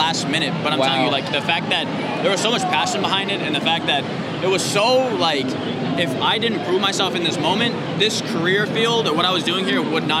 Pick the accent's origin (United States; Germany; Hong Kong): United States; Waco, Texas; I grew up in Waco, right?